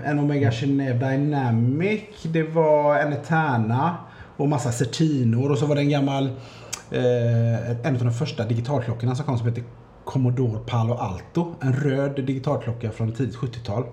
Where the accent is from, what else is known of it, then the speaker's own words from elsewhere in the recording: Gothenburg, Västra Götaland, Sweden; jag är uppvuxen i, i Majna